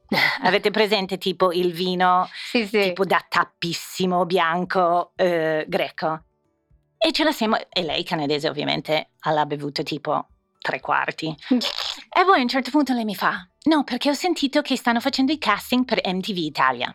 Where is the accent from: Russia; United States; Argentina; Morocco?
United States; Indiana; Italian is a second language; moved away as an adult; also born or lived in Bologna, Italy; now in Milan, Italy; venendo da Indiana e degli Stati Uniti